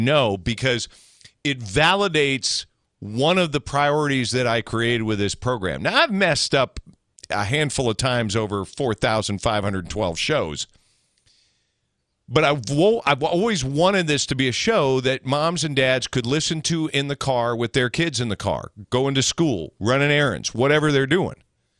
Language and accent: English; Tallahassee, Florida, United States; I grew up in Tallahassee listening to your show from the backseat of my dad's truck.